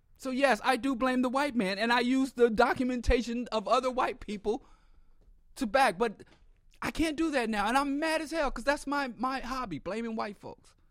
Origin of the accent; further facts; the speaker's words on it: Kansas City, Missouri, United States; I was raised in Kansas City, Missouri